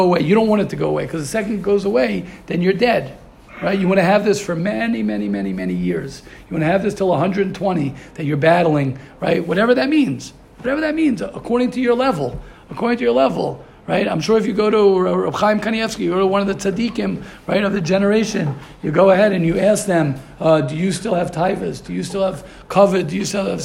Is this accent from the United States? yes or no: yes; United States; I'm a regular American Yankee doodle